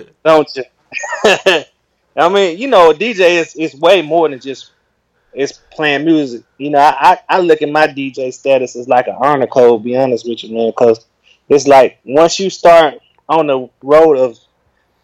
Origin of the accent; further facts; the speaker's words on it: Rome, Georgia, United States; moved away as an adult; now in Atlanta, United States; I'm from Rome, Georgia originally, but I'm residing in Atlanta for like 20 years